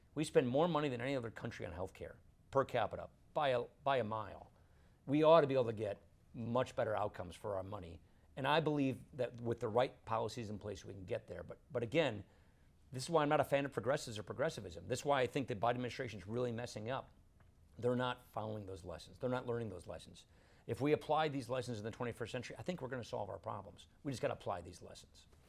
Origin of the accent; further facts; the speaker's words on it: Wisconsin, United States; I come from Wisconsin.